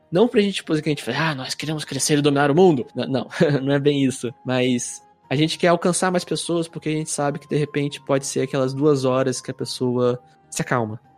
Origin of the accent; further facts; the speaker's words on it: interior of Rio de Janeiro state, Brazil; now in Curitiba, Brazil; sou natural do interior do Rio